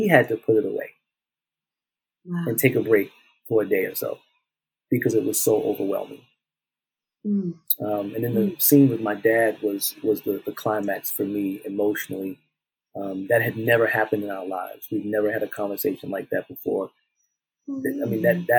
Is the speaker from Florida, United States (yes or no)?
no; South Carolina, United States; moved away; when we went back home to South Carolina, being in the spaces and now seeing my hometown in a different light